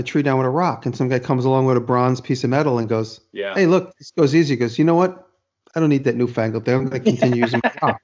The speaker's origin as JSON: {"language": "English", "town": "New York City", "region": "New York", "country": "United States", "moved": "yes", "said": "I'm from Manhattan."}